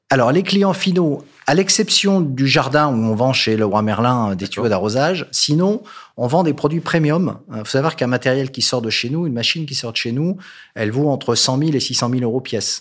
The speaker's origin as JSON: {"language": "French", "region": "northern France", "country": "France", "said": "je suis nordiste"}